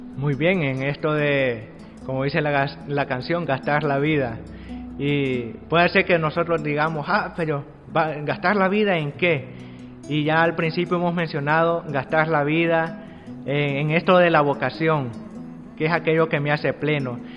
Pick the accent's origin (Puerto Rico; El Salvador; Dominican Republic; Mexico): El Salvador; soy del Salvador